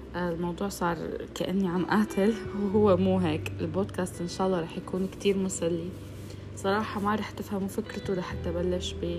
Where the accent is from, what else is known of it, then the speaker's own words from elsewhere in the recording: Syria; now in Saudi Arabia; أنا من سوريا بس عايشة بالسعودية